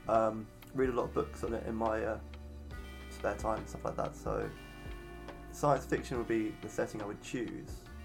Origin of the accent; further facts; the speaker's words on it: England, United Kingdom; I am an Englishman